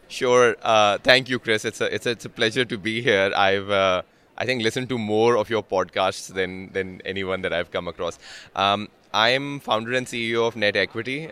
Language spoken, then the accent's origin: English; Pakistan; moved away; I'm from Pakistan